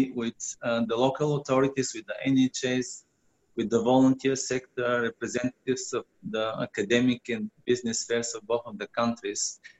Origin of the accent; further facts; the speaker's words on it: Bulgaria; now in London, United Kingdom; Yes, I was born in Bulgaria. My parents were born in Bulgaria. My grandparents were born in Bulgaria, but I'm a Bulgarian from Armenian backgrounds.